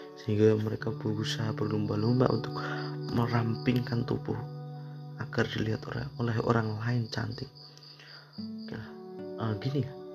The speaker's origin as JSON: {"language": "Indonesian", "country": "Indonesia", "said": "kita lahir di Indonesia"}